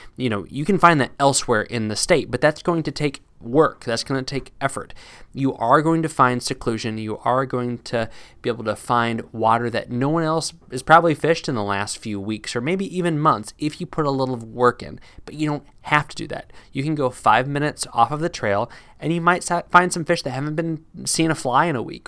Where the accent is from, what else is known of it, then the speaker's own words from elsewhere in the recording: Midwest, United States; moved away; also born or lived in East Coast, United States; I had been used to growing up in the Midwest and living on the East Coast